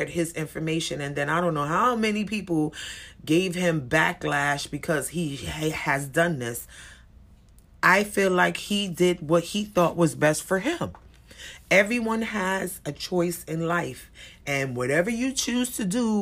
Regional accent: United States; we as Americans

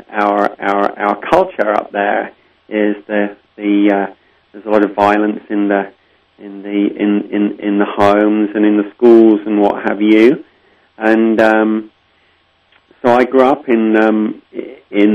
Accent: Lincolnshire, East Midlands, United Kingdom; I was born and raised in Lincolnshire, England, the Shire of Lincoln

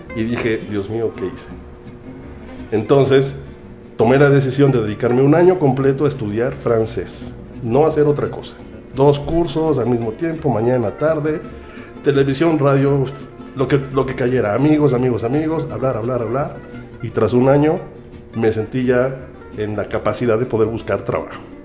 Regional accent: Mexico City, Mexico; moved away as an adult; also born or lived in Ohio / Quebec; now in Canada; soy mexicano, tengo 41 años

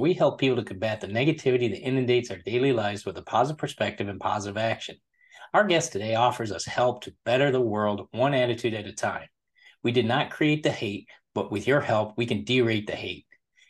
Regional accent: Michigan, United States; I'm originally from Michigan myself, grew up in the Midwest.

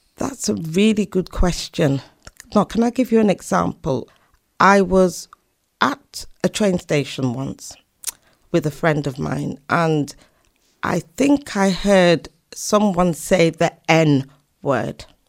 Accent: Leeds, Yorkshire and the Humber, United Kingdom; moved away as an adult; also born or lived in Doncaster / Oxford / London / America; I was born actually in Doncaster, South Yorkshire, but we moved to Leeds when I was seven.

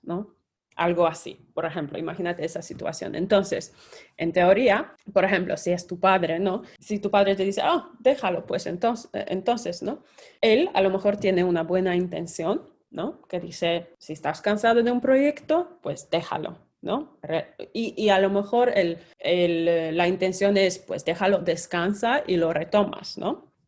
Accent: Poland; moved away; Soy polaca

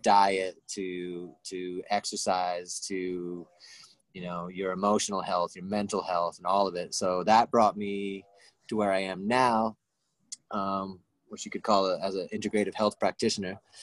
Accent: Rhode Island, United States; I came back to Rhode Island, and that's when I met you and met a lot of really beautiful people uh, in, in New England, in my hometown

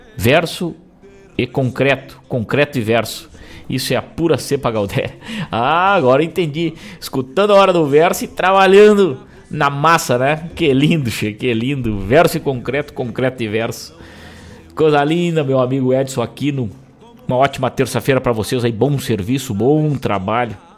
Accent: Rosário do Sul, Rio Grande do Sul, Brazil; moved away; lá na minha terra natal

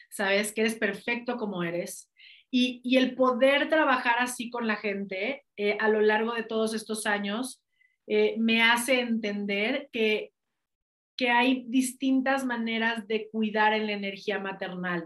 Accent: Mexico; also born or lived in United States; si nací en México también es para algo. Si nací en este país es para, y, eso fue lo que me hizo regresarme de Estados Unidos para acá

